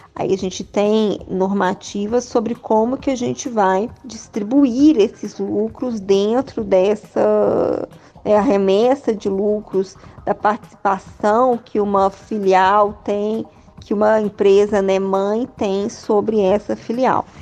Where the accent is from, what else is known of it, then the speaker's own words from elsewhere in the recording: interior of Minas Gerais, Brazil; also born or lived in Belo Horizonte; eu sou do interior de Minas, eu venho de uma família de professores